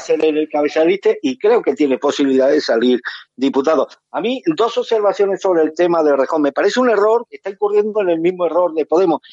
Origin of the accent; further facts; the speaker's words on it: Andalusia, Spain; soy andaluz